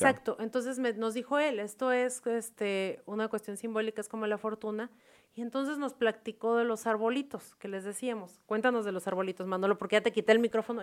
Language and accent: Spanish; Mexico; moved away as an adult; now in Vietnam; los que somos de México